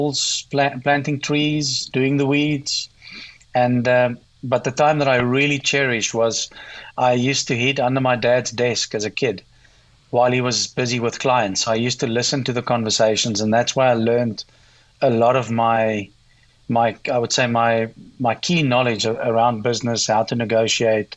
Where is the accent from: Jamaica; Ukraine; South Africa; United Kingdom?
South Africa; Meyerton, Gauteng; I grew up in South Africa in what's called today the Gauteng province. And this is around 60 kilometers south of Johannesburg in a little town called Meyerton.